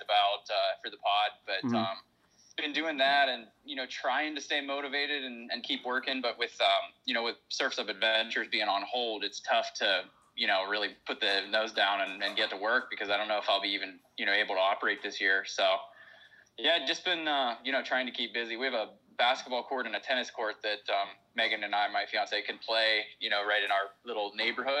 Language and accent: English; Pittsburgh, Pennsylvania, United States; I'm from Pittsburgh, Pennsylvania, which is on the east coast of the United States.